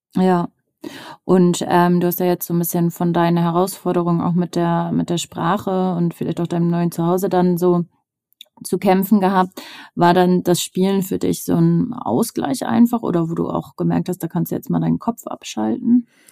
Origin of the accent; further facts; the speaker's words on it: Northern Germany, Germany; Ich komme aus dem Norden